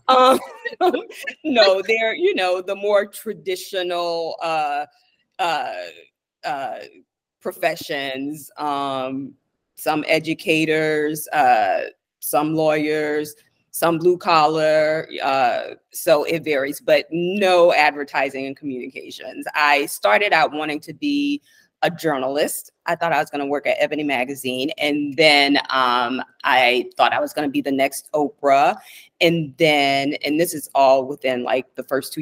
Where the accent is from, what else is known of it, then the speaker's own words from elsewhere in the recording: Louisiana, United States; moved away; also born or lived in Washington, D.C. / New York; I'm originally from Louisiana